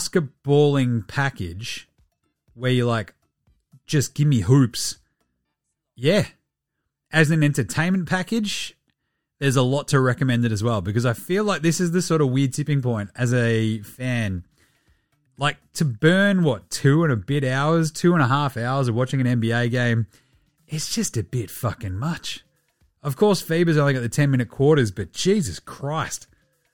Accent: Australia; the good thing about being Australian

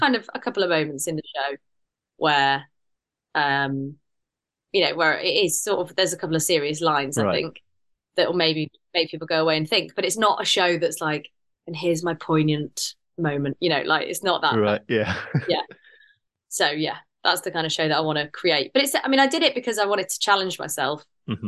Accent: United Kingdom; but I'm too British in the sense that it's like it's just me

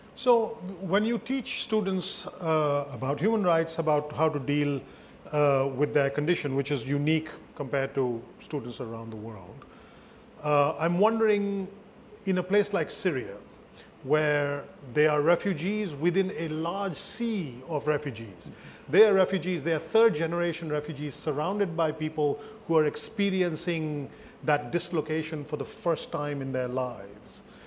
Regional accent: United States; I'm Amer American.

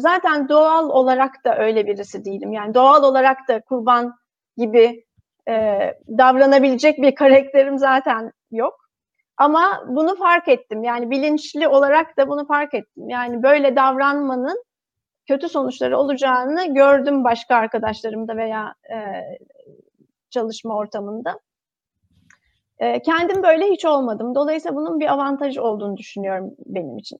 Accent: Turkey; moved away as an adult; also born or lived in Singapore; now in Netherlands; Ben de hani bir Türk olarak e, Türk ekibinin e, parçasıyken, Türkiye'de çalışırken

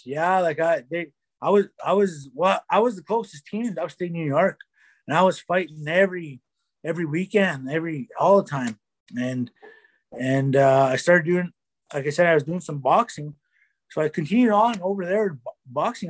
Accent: Keeseekoowenin First Nation, Manitoba, Canada; I'm from Kisi Queen First Nation in Manitoba.

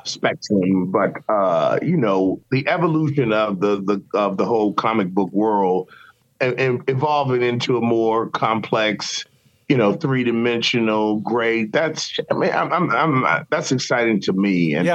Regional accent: Richmond, Virginia, United States; I went to Virginia Commonwealth University in my hometown.

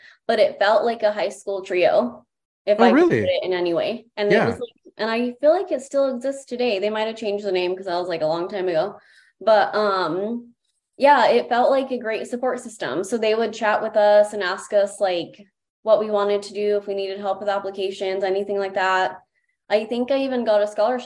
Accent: Greeley, Colorado, United States; living and growing up in Greeley

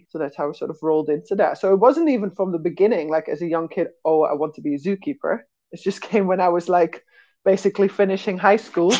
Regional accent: Switzerland; also born or lived in Netherlands; So I was born in the Netherlands, we moved to Switzerland for my dad's job, and I grew up there.

